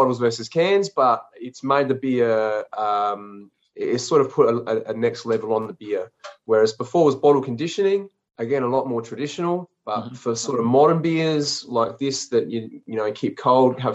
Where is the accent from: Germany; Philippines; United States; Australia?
Australia; Renmark, South Australia; also born or lived in Adelaide; tucked away back in my hometown of Renmark